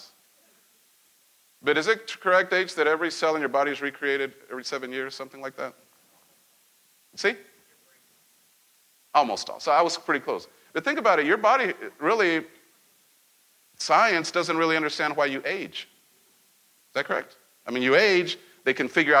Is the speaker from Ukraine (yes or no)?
no; central Mexico, Mexico; moved away; Growing up in Mexico and central Mexico.